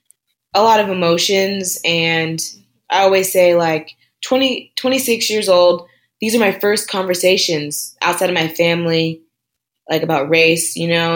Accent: Southern California, United States; moved away as an adult; also born or lived in Tallahassee, Florida; growing up in Southern California, for sure, I felt outnumbered at times

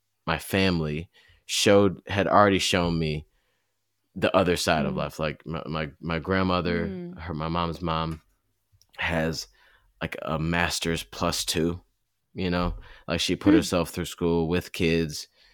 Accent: Southfield, Michigan, United States; I grew up in in Southfield, Michigan at the time was fairly, it was a lot of black folks, but it was mixed as well.

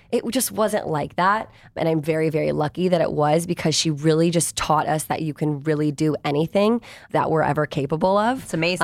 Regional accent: Virginia, United States; I grew up in Virginia. Like I didn't grow up

